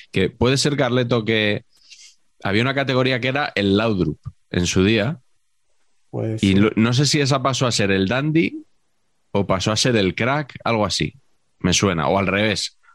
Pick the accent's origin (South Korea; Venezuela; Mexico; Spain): Spain; Madrid, Community of Madrid; yo que soy de Madrid, dime dónde está